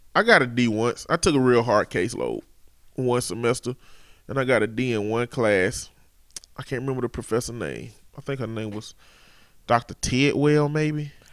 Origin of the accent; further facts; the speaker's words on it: Chambers County, Alabama, United States; I'm from the Chambers County area